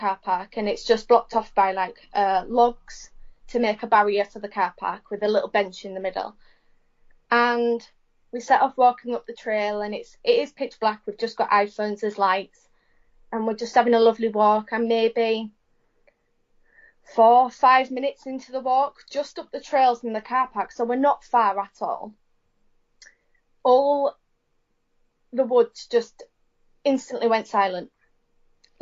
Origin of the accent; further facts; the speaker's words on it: Hornsea, Yorkshire and the Humber, United Kingdom; We're from Hornsey, which is right on the east coast